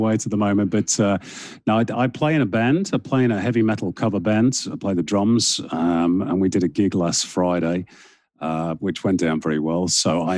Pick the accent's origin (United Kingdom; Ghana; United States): United Kingdom; the north of England; moved away as an adult; now in Australia; a kid growing up in Northern England, which I did